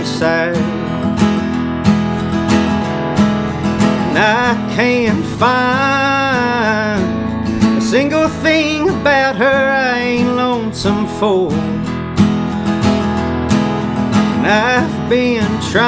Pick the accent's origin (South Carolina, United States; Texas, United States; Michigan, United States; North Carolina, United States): Texas, United States; Sugar Land; also born or lived in Houston, Texas; I'm in Houston, Texas, from Houston. Grew up in Sugar Land